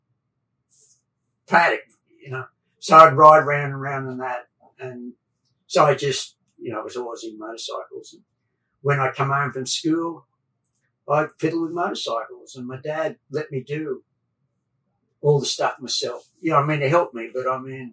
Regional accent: Australia; now in United States; I grew up in Australia

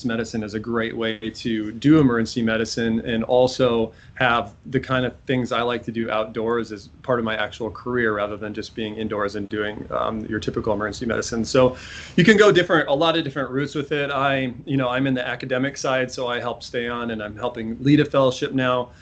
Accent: Iowa, Minnesota, Midwest, United States; moved away as an adult; also born or lived in Omaha, Nebraska / Springfield, Massachusetts; now in New Hampshire, United States; I'm a Midwest transplant overall. I grew up in Iowa, Minnesota. I was born on the north shores of Minnesota

